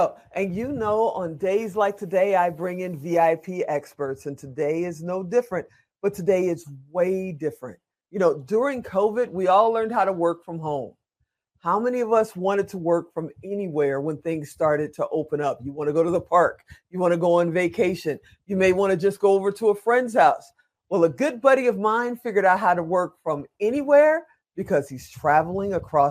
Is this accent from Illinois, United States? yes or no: yes; Chicago, Illinois, United States; now in Las Vegas, United States; I'm from Chicago, and you know I live in Las Vegas